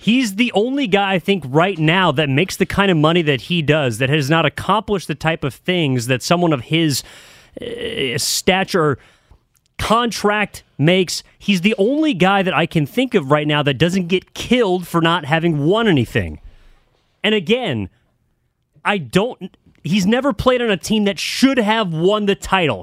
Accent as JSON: {"language": "English", "area": "East Bay", "region": "California", "country": "United States", "said": "I'm from the East Bay"}